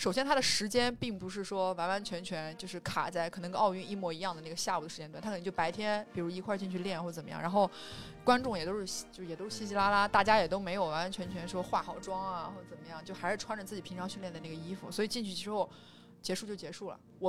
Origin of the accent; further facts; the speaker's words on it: China; 我是一我作为一个中国人，两千零八年的奥运会的这个节目当中，我参与到了那个里面